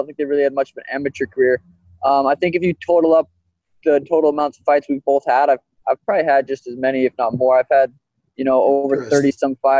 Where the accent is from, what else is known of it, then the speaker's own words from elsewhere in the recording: Helena, Montana, United States; now in Phoenix, United States; we're both from Montana. He's from Great Falls. I'm from Helena